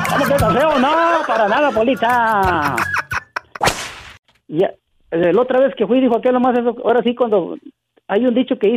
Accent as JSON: {"language": "Spanish", "region": "Michoacán", "country": "Mexico", "moved": "yes", "lives_now": "Kansas City, United States", "said": "No, pues soy de Michoacán."}